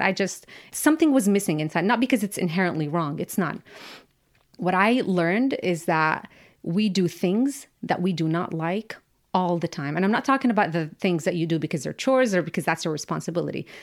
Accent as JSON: {"language": "English", "town": "Amman", "region": "Amman Governorate", "country": "Jordan", "tie": "born or raised there", "moved": "yes", "lives_now": "United States", "said": "I grew up in Amman, which is a capital city"}